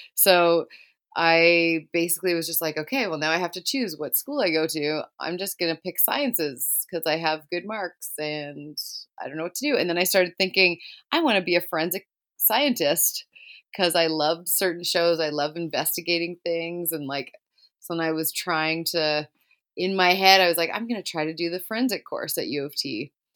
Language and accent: English; Brampton, Ontario, Canada; also born or lived in Toronto; now in Caledon, Canada; I grew up in Brampton, Ontario, and lived there basically my whole life